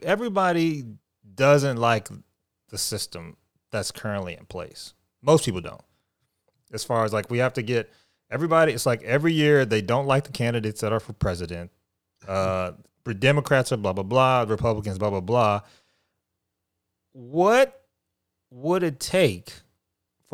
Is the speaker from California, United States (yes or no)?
no; Houston, Texas, United States; I'm from Houston